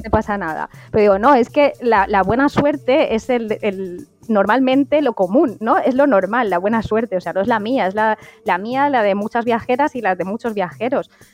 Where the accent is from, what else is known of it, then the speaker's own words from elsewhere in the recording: Spain; yo en mi caso como mujer española